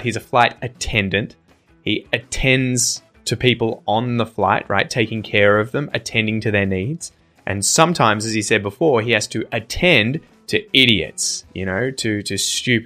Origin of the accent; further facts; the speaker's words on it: Australia; accent: Australian English; as an Australian